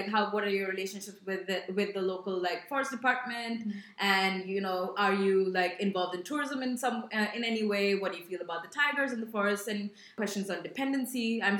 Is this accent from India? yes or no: yes; India; I'm Indian.